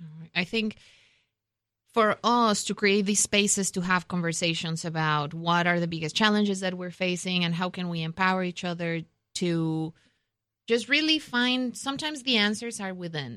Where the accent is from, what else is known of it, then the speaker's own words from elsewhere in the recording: Mexico; moved away; I grew up in Mexico. I'm Mexican American